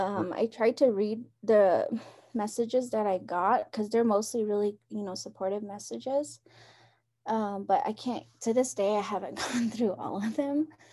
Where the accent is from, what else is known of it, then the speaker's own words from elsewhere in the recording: Round Rock, Arizona, United States; also born or lived in Tuba City, Arizona; I grew up in Round Rock